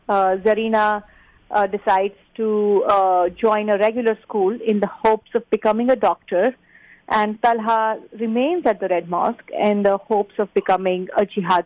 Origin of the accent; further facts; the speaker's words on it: Mumbai, Maharashtra, India; I'm an Indian and I'm from Mumbai.